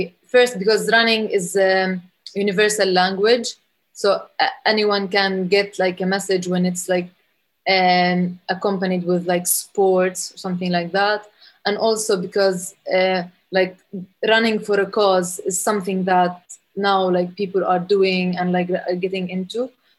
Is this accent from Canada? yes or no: no; Bethlehem, West Bank, Palestine; moved away as an adult; now in United Kingdom; I'm from Bethlehem, from Palestine. I lived my whole life there. I'm currently doing my master's like in the UK, so I'm not currently there.